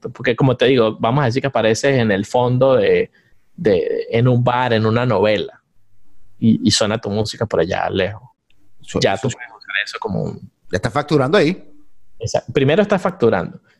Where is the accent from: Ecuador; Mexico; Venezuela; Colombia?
Venezuela; moved away as an adult; also born or lived in Hilton Head, South Carolina; now in Atlanta, United States; Yo me fui de Venezuela en 2004.